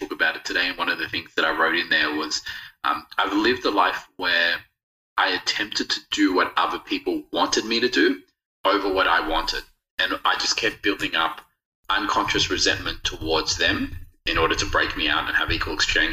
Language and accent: English; Australia; also born or lived in Rodrigues, Mauritius; I've grown up in Australia